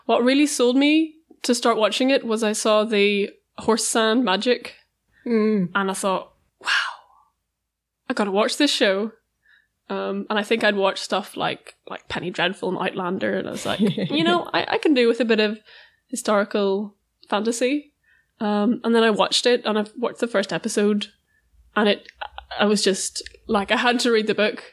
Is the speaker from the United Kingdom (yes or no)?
yes; Northern Ireland, United Kingdom; moved away as an adult; now in Glasgow, United Kingdom; I'm an art student, and I'm studying in Glasgow, but I am from Northern Ireland